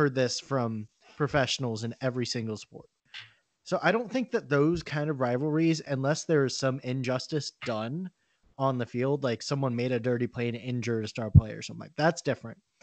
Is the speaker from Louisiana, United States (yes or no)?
no; Orlando, Florida, United States; growing up in Orlando